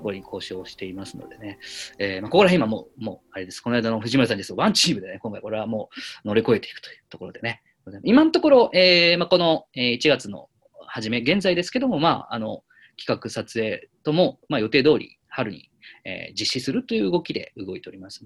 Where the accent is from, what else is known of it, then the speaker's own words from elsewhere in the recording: Yamanashi, Japan; moved away; 私の地元山梨